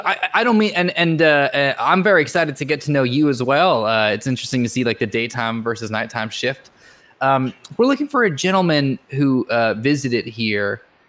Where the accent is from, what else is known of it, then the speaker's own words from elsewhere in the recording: California, United States; I grew up in the Bay Area, so it's not the most unusual thing that's ever happened, so.